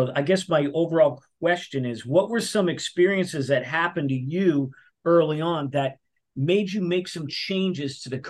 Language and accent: English; Massachusetts, United States; I grew up in Massachusetts as well.